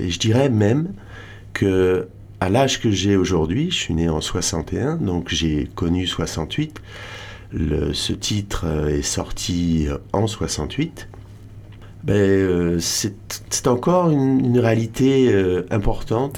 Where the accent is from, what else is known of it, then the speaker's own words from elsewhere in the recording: Audierne, Brittany, France; also born or lived in Réunion; now in Hossegor, France; Moi je suis breton